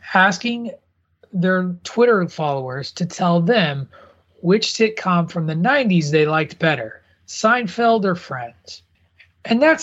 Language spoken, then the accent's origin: English; Midwest, United States; as a kid growing up in the Midwest